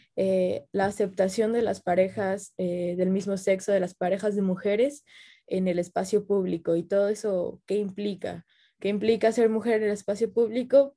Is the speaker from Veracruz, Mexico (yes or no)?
yes; Xalapa, Veracruz, Mexico; yo soy de Jalapa